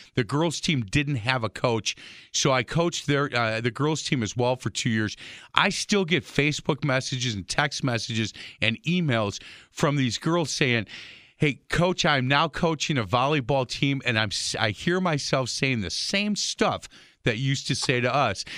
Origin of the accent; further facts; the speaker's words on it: Milwaukee, Wisconsin, United States; born and raised in Milwaukee. I love Milwaukee, and I love calling Milwaukee my home